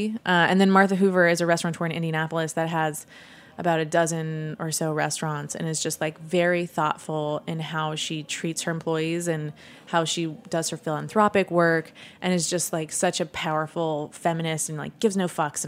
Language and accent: English; Sweden; I come from Sweden, so I was very privileged. But so I know the immigrant experience